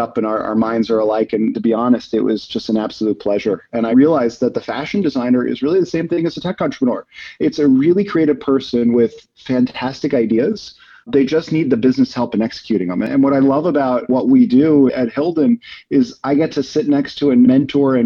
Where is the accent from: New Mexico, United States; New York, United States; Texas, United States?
New York, United States; also born or lived in Boston; I grew up here in New York